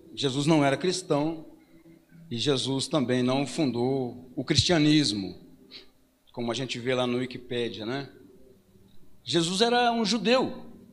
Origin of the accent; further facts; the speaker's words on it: Paranavaí, Paraná, Brazil; Eu fui criado aqui na Vila Operária.